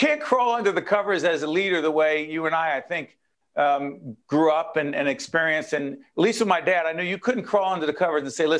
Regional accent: Newark, New Jersey, United States; You and I are both born and raised in Brick City, Newark, New Jersey

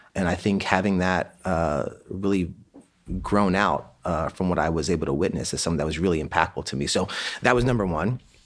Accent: Annapolis, Maryland, United States; We grew up in Annapolis, Maryland

